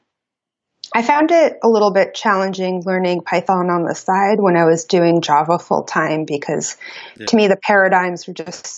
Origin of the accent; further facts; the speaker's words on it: New York City, New York, United States; moved away as an adult; now in Portland, United States; I grew up in New York City. I grew up in Brooklyn